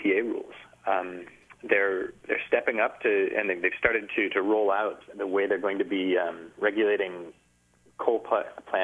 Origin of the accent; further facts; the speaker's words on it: Kalamazoo, Michigan, United States; growing up in Kalamazoo, Michigan for basically my whole life